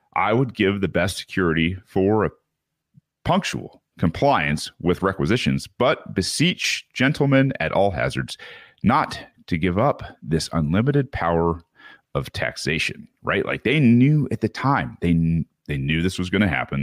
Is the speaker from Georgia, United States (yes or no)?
no; Michigan, United States; Michigan, uh, my hometown here